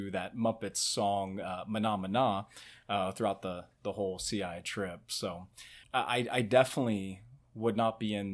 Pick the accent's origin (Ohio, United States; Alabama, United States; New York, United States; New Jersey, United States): Ohio, United States; Cincinnati; moved away as an adult; also born or lived in Indianapolis, Indiana; now in Dallas, United States; I'm originally from Cincinnati, uh, where I uh, got my start in Christian education after college and uh, since then, I've split these last 14 years of my married life between um, Cincinnati, uh, Indianapolis